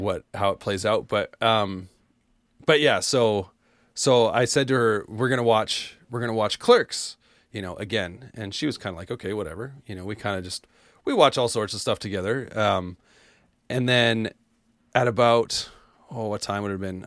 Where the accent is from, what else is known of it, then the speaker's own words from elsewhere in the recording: Canada; I'm Canadian.